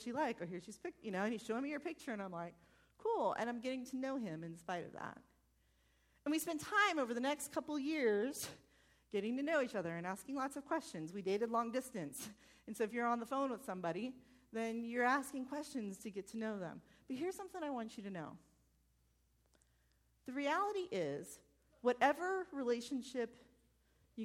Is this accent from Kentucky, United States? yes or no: no; Farmington Hills, Michigan, United States; moved away; I grew up in Farmington Hills.